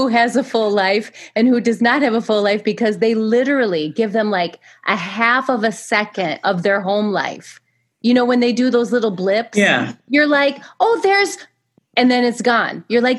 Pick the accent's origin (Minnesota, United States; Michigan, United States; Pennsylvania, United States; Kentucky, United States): Michigan, United States; also born or lived in Indiana; Because Alison is from Wisconsin, and I am from Michigan and Indiana, but Indiana now.